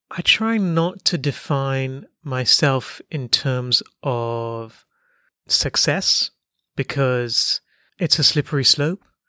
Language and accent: English; Hong Kong; You grew up in Hong Kong